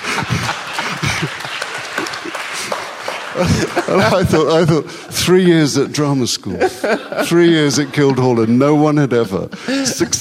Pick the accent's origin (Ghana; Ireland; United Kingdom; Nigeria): United Kingdom; first language Urdu; English is a second language; one grew up in a Britain that had an empire